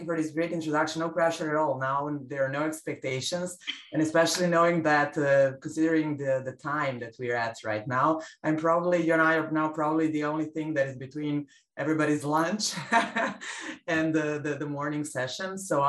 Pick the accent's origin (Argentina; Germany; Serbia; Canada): Serbia; moved away; my country's of origin, Serbia's